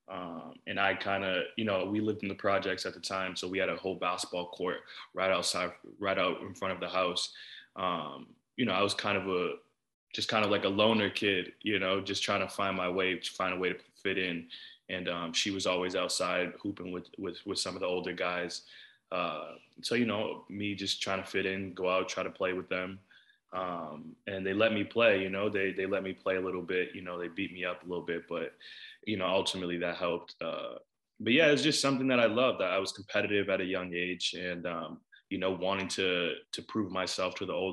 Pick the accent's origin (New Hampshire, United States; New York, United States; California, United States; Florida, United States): New Hampshire, United States; Nashua; So I grew up in New Hampshire, like a small city, Nashville, New Hampshire.